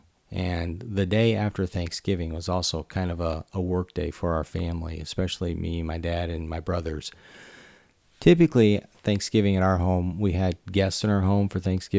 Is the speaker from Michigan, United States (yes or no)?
yes; Michigan, United States; growing up in Michigan